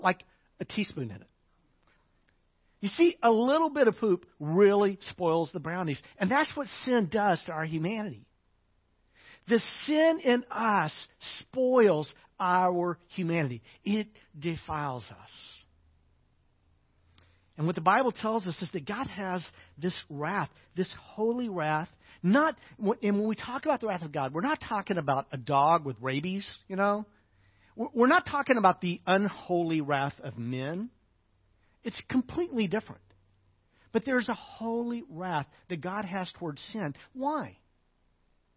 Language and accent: English; Arkansas, United States; I'm from Arkansas.